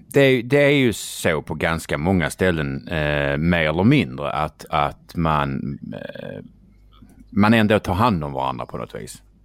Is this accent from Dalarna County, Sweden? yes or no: no; Skåne, Sweden; accent: Scanian; prata skånska och röra sig i Stockholm